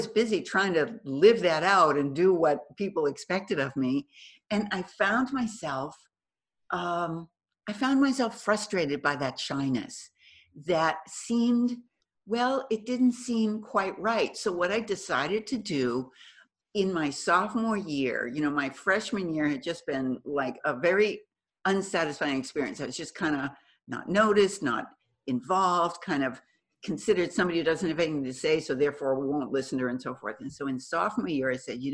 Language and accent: English; Boston, Massachusetts, United States; moved away as an adult; now in California, United States; I'm originally from Boston. So I moved to California